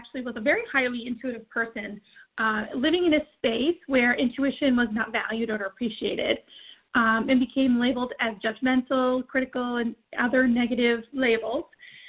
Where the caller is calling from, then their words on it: Auburn, Maine, United States; I am calling in from Auburn, Maine.